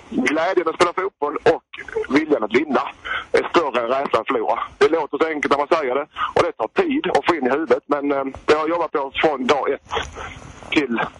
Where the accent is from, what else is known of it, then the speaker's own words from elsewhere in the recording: Helsingborg, Skåne, Sweden; som helsingborgare